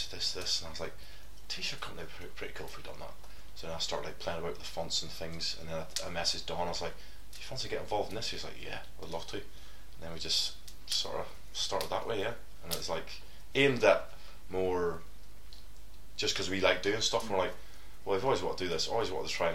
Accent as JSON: {"language": "English", "town": "Coleraine", "region": "Northern Ireland", "country": "United Kingdom", "moved": "as an adult", "said": "I'm from Coleraine, Northern Ireland. I know Gary. Gary's my cousin. We grew up together"}